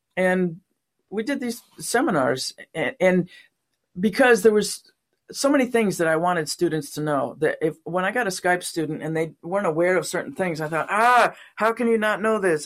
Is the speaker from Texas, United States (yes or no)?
no; San Diego, California, United States; moved away as an adult; also born or lived in Watkins Glen, New York / Los Angeles, California; now in Portland, United States; I was born in upstate New York, near Watkins Glen, where they have the, um, the Grand Prix, uh, well, it used to be Grand Prix races, now it's NASCAR, a little town, tiny, tiny little town. And when I was nine, the family moved to San Diego